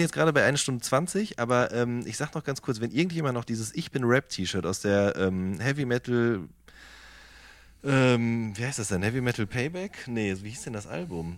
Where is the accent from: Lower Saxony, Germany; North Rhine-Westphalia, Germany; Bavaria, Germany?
North Rhine-Westphalia, Germany; Hagen; bin groß geworden in der Stadt, die man auch das Tor zum Sauerland nennt.